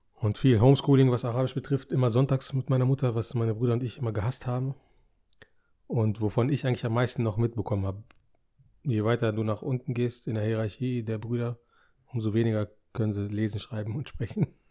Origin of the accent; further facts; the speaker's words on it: Germany; Wir sind ja hier geboren